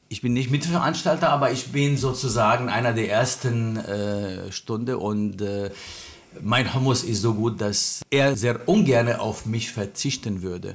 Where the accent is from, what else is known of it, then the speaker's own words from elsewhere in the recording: Lebanon; German is a second language; moved away as an adult; now in Berlin, Germany; Ich komme ursprünglich aus dem Libanon, vor 42 Jahren hierher als äh, ja, auch Flüchtling damals gekommen.